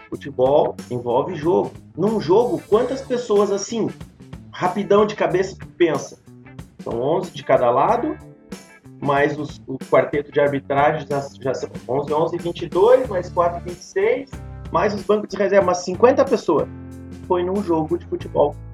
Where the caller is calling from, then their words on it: Gravataí, Rio Grande do Sul, Brazil; Cara, tô falando de casa, moro em Gravataí, aqui no Rio Grande do Sul.